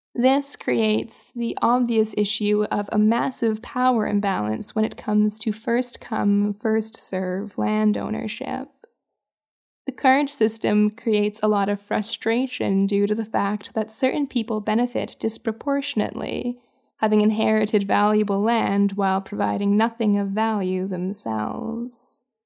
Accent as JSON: {"language": "English", "town": "Winnipeg", "region": "Manitoba", "country": "Canada", "tie": "born or raised there", "said": "my hometown of Winnipeg"}